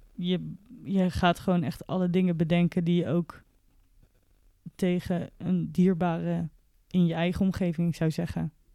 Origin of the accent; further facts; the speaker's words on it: Netherlands; als Nederlander